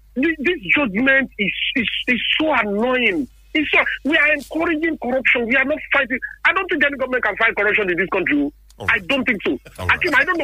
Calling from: Lagos, Nigeria; I'm calling you from Lagos.

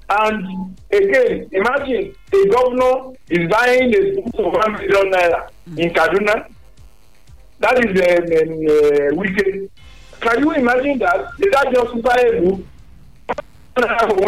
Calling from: Togo; I'm calling from Togo.

